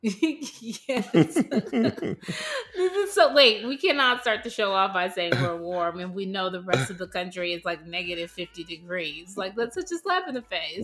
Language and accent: English; Los Angeles, California, United States; now in Atlanta, United States; born and raised in Los Angeles